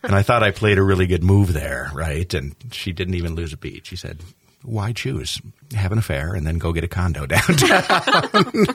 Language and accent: English; New York, United States; now in Minnesota, United States; as a New Yorker